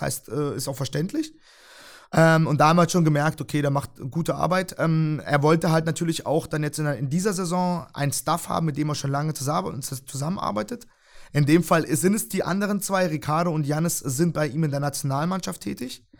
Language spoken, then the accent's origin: German; Freiburg, Baden-Württemberg, Germany; also born or lived in Tokmok, Kyrgyzstan; ich bin mit vier Jahren nach Deutschland gekommen, ähm, habe dann erstmal sozusagen in Freiburg äh, gelebt, äh, unten im Breisgau. Ähm, hab dann dort auch meine Schule gemacht